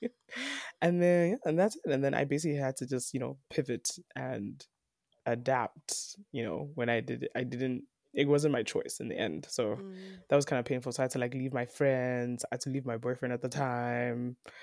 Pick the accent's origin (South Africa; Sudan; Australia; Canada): South Africa; I'm Nigerian, I'm Yoruba, mm-hmm. but I was born and raised in South Africa.